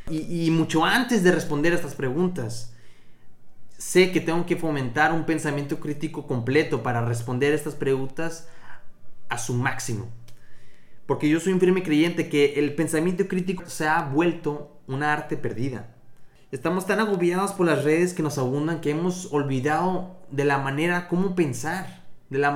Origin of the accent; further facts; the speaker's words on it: Matamoros, Tamaulipas, Mexico; yo soy de Matamoros, Tamaulipas, al norte de México.